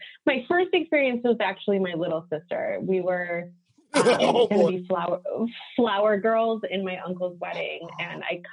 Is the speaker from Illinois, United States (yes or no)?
yes; suburbs of Chicago, Illinois, United States; also born or lived in Solon, Ohio / Cupertino, California; And then in 95, I moved to the suburbs of Chicago. So I've been here the longest. So this is home